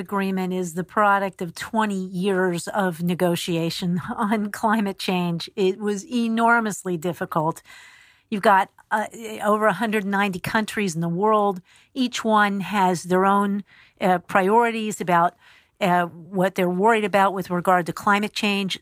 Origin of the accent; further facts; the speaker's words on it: Pennsylvania, United States; I'm from Pennsylvania, and my hometown is in the heart of coal and railroad country